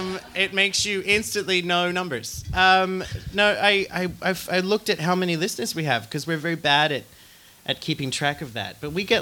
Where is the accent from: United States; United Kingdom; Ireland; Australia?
Australia; now in Reykjavik, Iceland; I'm Australian.